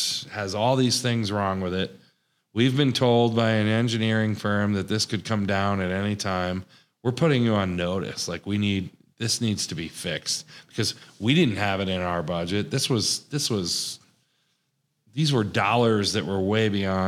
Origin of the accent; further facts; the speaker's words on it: Lake George, New York, United States; moved away; I'm from New York